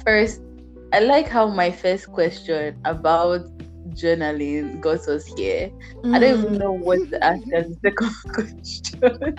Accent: Nigeria; moved away; I'm Nigerian, yeah.

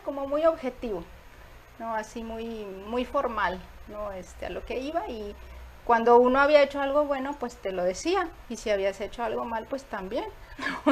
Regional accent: Tantoyuca, Veracruz, Mexico; born or raised there; also born or lived in Tamaulipas; now in Nuevo León, Mexico

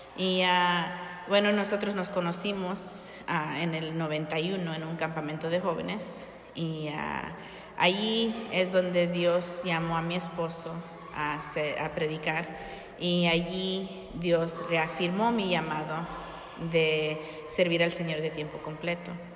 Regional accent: Long Beach, California, United States; moved away as an adult; now in Hammond, Indiana, United States; nosotros originalmente somos de California

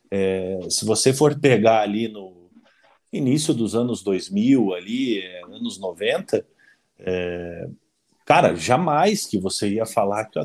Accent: Paraná, Brazil; nós, como paranaenses, é, é, aqui da, da, da, aldeia, né?

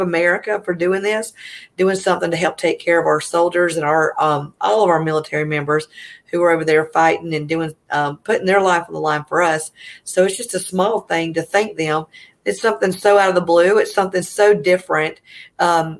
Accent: Easley, South Carolina, United States; I'm from Easley, South Carolina, if you can tell by my accent

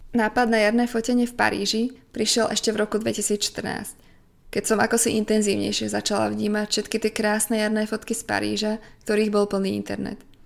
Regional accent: Slovakia; doma na Slovensku

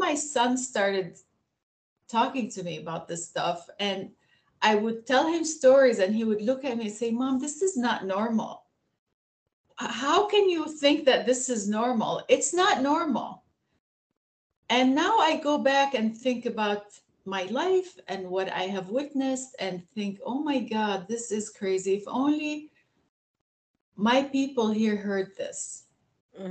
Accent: Aleppo, Aleppo Governorate, Syria; moved away as an adult; also born or lived in Barcelona, Spain / Vienna, Austria; now in Michigan, United States; born and raised in Aleppo, Syria. But when I was less than 2 years old, both my parents were doctors and they moved us to Spain. So I lived from 2 years to 7 years old in Barcelona, Spain, and then went back to Syria

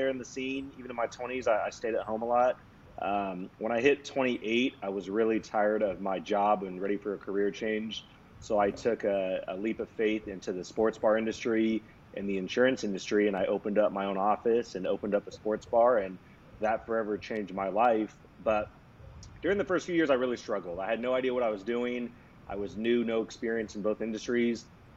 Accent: Sacramento, California, United States; I'm from Sacramento, California, grew up here my whole life

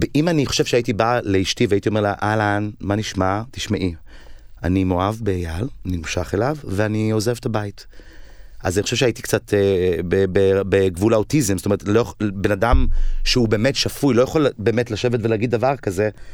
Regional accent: Tel Aviv, Tel Aviv District, Israel; also born or lived in Ramat HaSharon; גדלתי בסביבה הזו של כיכר המדינה

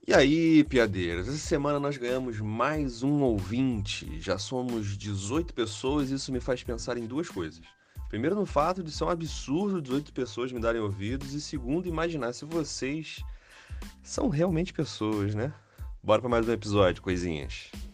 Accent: Rio de Janeiro, Brazil; eu sou carioca

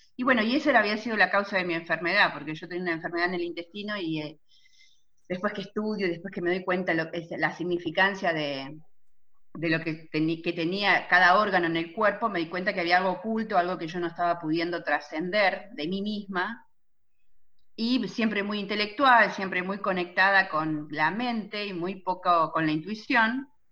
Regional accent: Chivilcoy, Buenos Aires Province, Argentina; Chivilcoy, de donde soy originaria

